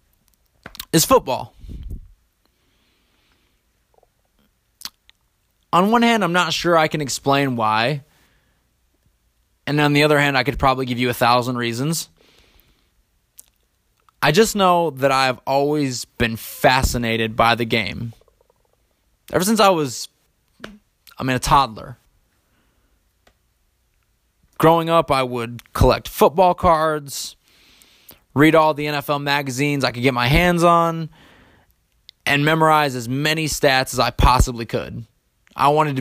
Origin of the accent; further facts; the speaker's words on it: East Lansing, Michigan, United States; growing up in Michigan